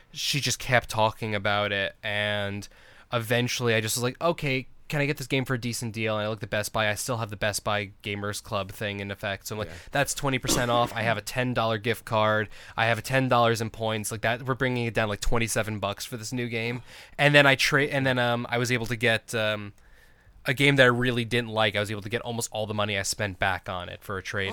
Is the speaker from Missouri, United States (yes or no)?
no; New York, United States; now in Arizona, United States; I'm actually from New York originally, but I've been in Arizona so long that I may as well be an Arizona native